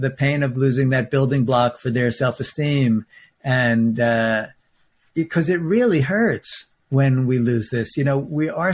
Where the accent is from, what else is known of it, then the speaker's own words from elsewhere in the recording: New York, United States; I'm a New Yorker